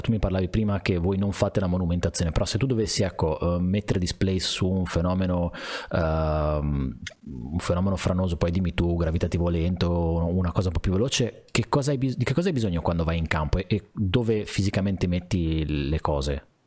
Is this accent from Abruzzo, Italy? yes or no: no; Liguria, Italy; essendo Liguri